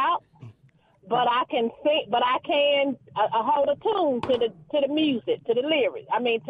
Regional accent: Jackson, Mississippi, United States; I am from Jackson.

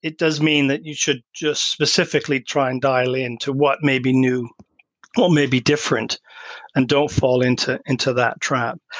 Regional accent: Canada; moved away; I grew up in Canada too

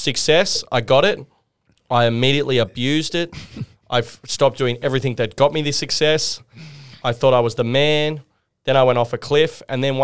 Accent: Sydney, New South Wales, Australia; I was from Manly on the northern beaches of Sydney. So it's like the insular peninsula

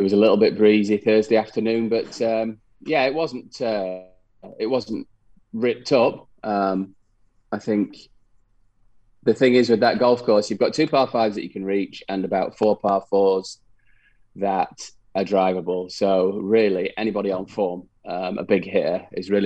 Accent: United Kingdom; being a British player

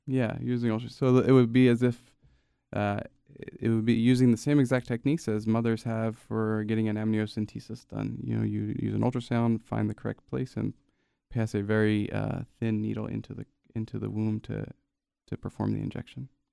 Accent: Gloucester City, New Jersey, United States; also born or lived in Camden, New Jersey; I grew up fifteen, twenty minutes outside of Chap, uh, in a town called Gloucester City

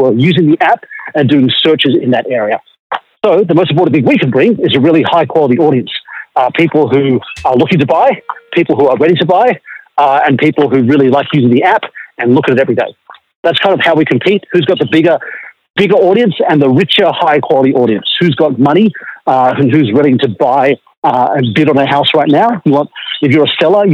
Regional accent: Australia; also born or lived in Silicon Valley; being an Australian in America

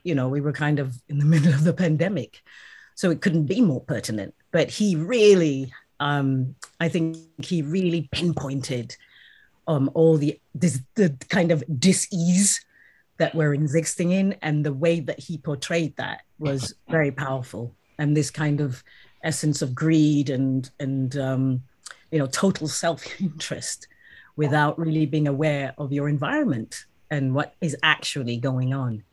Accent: South Africa; now in United Kingdom; I'm currently based in the UK, but yes, I am South African

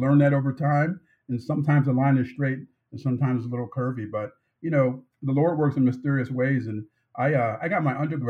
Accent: East Coast, United States; I grew up in the East Coast, so I'm a huge Big East fan

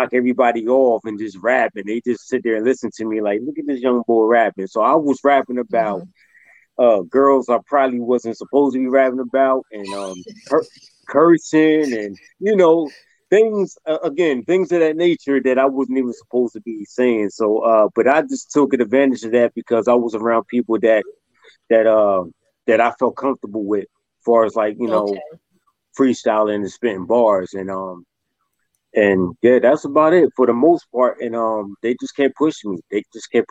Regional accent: Camden, New Jersey, United States; born and raised in Camden, New Jersey. That's South Jersey right there

